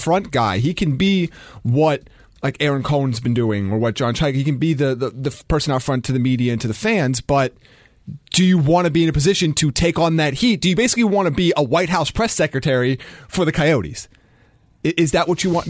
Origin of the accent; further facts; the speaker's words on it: United States; I'm American